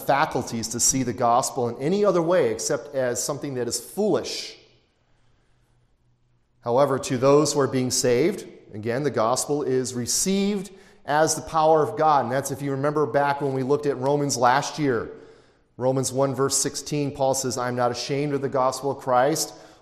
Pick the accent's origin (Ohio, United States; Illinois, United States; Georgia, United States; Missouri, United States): Illinois, United States; Chicago; I come from Chicago, you could find a pizzeria on every street corner